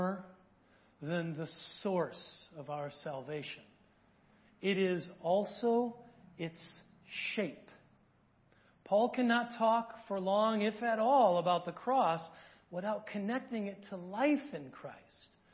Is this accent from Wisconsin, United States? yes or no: yes; small town rural Wisconsin, United States; I'm from small town rural Wisconsin